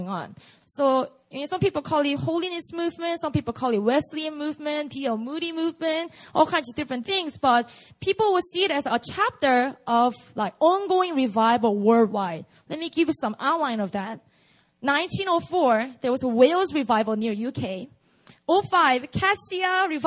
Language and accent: English; South Korea; through Korean education system, you could produce someone like me